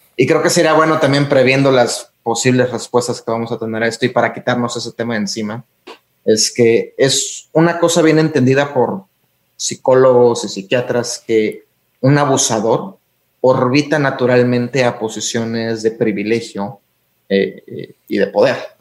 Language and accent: Spanish; Tampico, Tamaulipas, Mexico; moved away; also born or lived in Mexico City; Fui criado en Tampico.